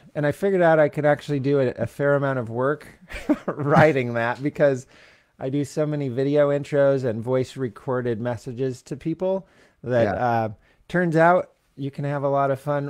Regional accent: Central California, United States; also born or lived in Louisville, Kentucky / Hope, British Columbia / Abbotsford, British Columbia / Toronto; I moved to Central California in the second grade

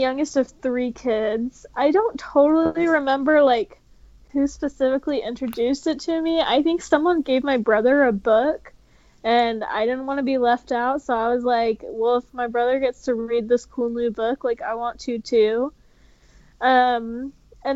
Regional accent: Texas, United States; now in Utah, United States; I was born in Texas. I live in Utah now

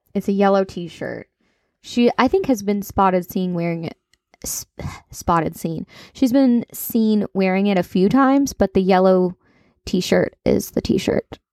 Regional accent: Kentucky, United States; accent: country; I'm from Kentucky

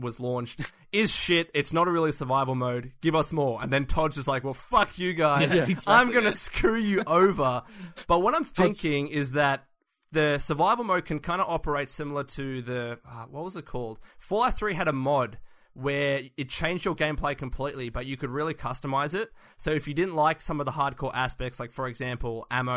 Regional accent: Australia; we're from Australia

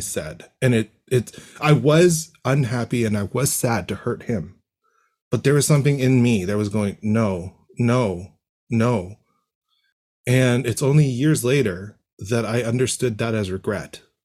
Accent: Toronto, Ontario, Canada; born and raised in Toronto

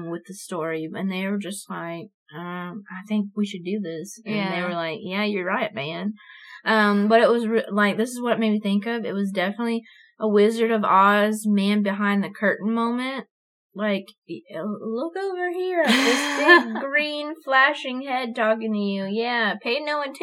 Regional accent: Eglin, Florida, United States; now in Bossier City, United States; Eglin, which is my hometown

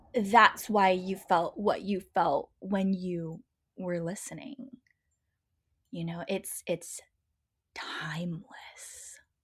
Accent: Pacific Northwest, United States; I grew up in the Pacific Northwest

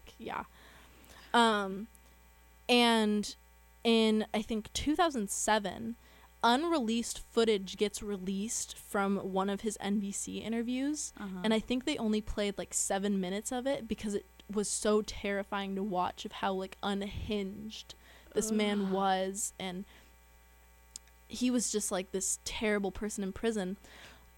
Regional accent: San Luis Obispo, California, United States; my hometown is San Luis Obispo, California

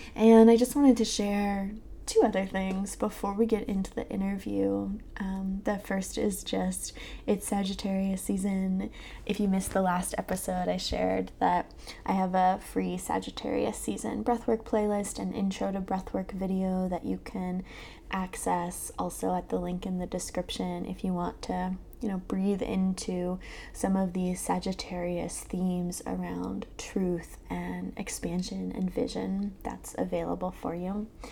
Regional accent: southern Maryland and southern Delaware, United States; now in Philadelphia, United States; I grew up in southern Maryland and southern Delaware

